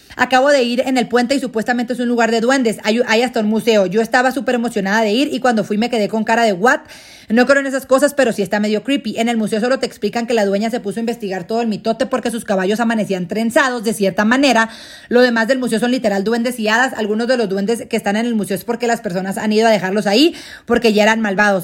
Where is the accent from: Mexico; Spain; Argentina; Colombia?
Mexico; somos nosotros los mexicanos